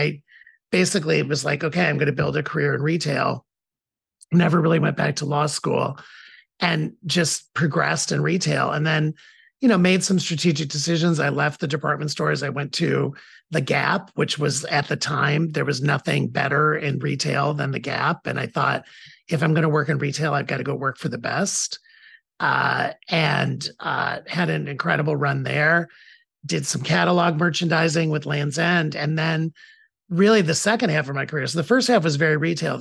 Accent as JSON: {"language": "English", "town": "Toledo", "region": "Ohio", "country": "United States", "tie": "born or raised there", "said": "I was born in Toledo, Ohio, so the middle of the United States, for people who don't know the geography, the Midwest, in a very in a family that was third or fourth generation Toledo. Like, Toledo was our hometown"}